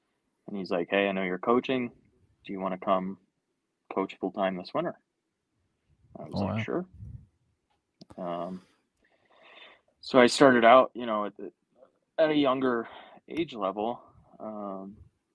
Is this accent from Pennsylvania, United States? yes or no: yes; Pennsylvania, United States; my local club that I grew up in Pennsylvania